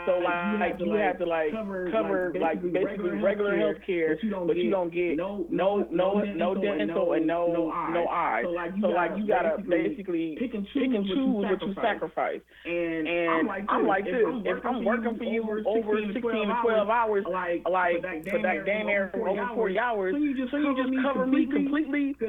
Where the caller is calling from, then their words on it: Toledo, Ohio, United States; I am calling from Toledo.